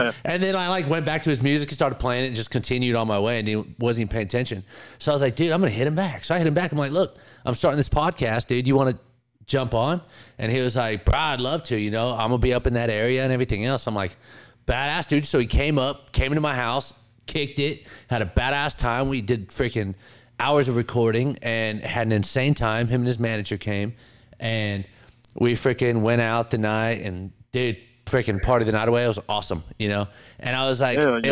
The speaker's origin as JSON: {"language": "English", "region": "California", "country": "United States", "tie": "born or raised there", "moved": "as an adult", "lives_now": "Bristol, United States", "said": "I'm born and raised in California."}